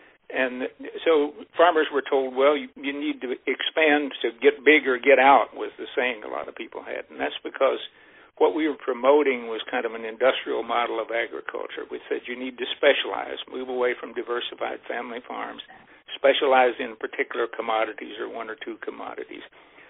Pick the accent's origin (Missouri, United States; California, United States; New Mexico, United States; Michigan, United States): Missouri, United States; grow up on a small dairy farm. It happened to be in southwest Missouri at that time rather than Iowa, so I'm originally from Missouri.